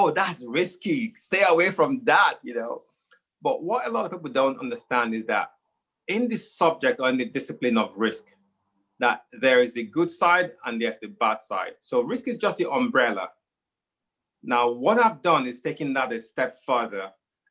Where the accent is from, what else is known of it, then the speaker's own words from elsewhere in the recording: Nigeria; now in United Kingdom; I'm here in the United Kingdom. I was born here. I grew up in Nigeria because, you know, as a young child, my parents took us back home